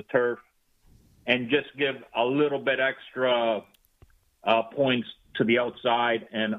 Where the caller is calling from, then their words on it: Hallandale Beach, Florida, United States; I am in what is a cold Hallandale Beach, Florida for me this morning.